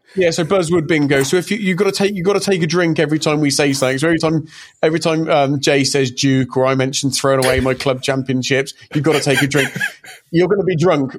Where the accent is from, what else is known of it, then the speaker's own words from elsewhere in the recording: England, United Kingdom; i was born in '82, and I'm English